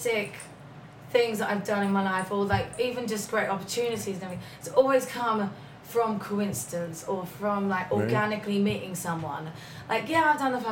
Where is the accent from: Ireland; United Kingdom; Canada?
United Kingdom; Bromley, London; moved away as an adult; now in Los Angeles, United States; I'm from Bromley